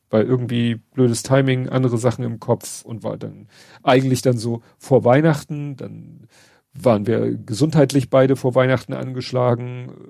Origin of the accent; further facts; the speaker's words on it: Northern Germany, Germany; Aber das, das ist so, wir sind halt Norddeutsche.